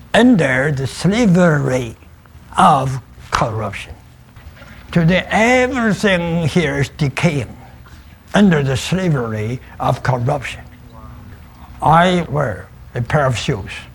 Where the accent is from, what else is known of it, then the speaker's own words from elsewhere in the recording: China; I was born in China